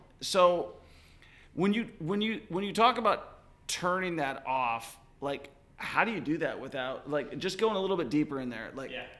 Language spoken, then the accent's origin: English; Seattle, Washington, United States; now in Kansas City, United States; I'm from Seattle originally.